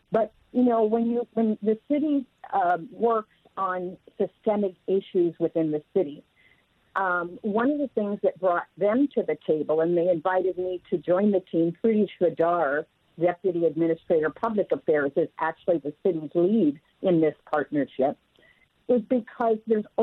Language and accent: English; Renton, Washington, United States; I've had a chance to work in my hometown